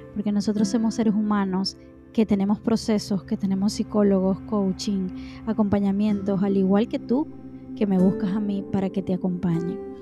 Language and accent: Spanish; Maracaibo, Zulia, Venezuela; moved away; nosotros en mi país, los venezolanos, y específicamente o, más específicamente en mi ciudad que se llama Maracaibo